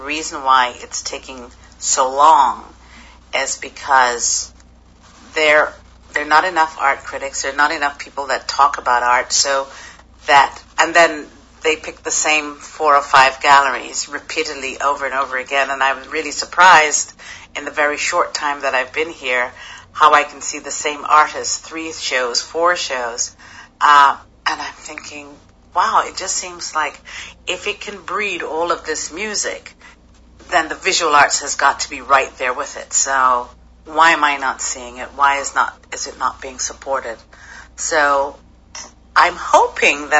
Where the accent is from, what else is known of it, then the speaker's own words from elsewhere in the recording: Hastings, South East England, United Kingdom; now in New York, United States; I grew up in Hastings, in Sussex.